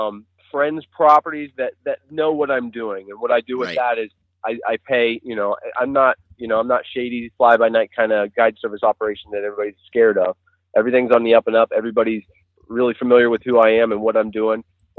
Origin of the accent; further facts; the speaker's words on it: Ohio, United States; Well, I'm from Central Ohio. I live not so far out of Columbus, toward the Hocking Hills region